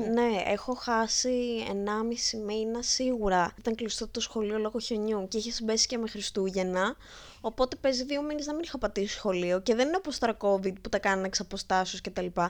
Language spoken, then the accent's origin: Greek; a village near Lamia, Central Greece, Greece; now in Athens, Greece; είμαι από Λαμία